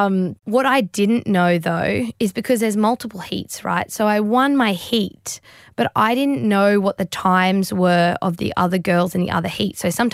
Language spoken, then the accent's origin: English; Australia; I'm also stoked as an Australian.